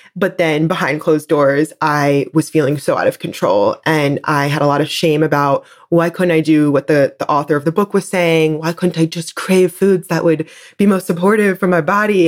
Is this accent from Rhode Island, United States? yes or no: no; New Jersey, United States; I grew up in New Jersey on the East Coast